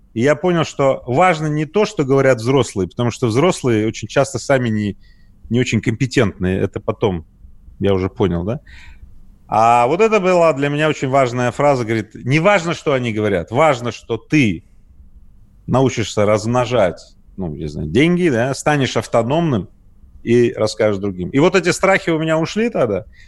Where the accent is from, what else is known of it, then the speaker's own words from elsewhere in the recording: Magnitogorsk, Chelyabinsk Oblast, Russia; я родился ну, в Магнитогорске